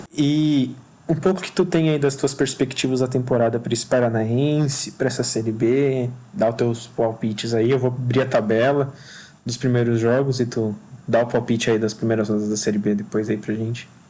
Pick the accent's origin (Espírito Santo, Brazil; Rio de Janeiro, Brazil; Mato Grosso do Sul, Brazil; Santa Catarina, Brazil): Santa Catarina, Brazil; Joinville; moved away as an adult; now in Marília, Brazil; eu nasci em Joinville e morei minha, grande parte da minha vida lá